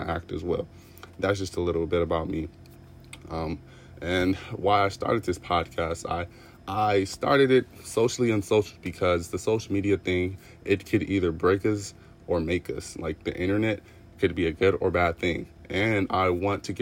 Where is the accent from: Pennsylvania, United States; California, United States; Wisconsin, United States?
California, United States; Los Angeles; I am from Los Angeles, California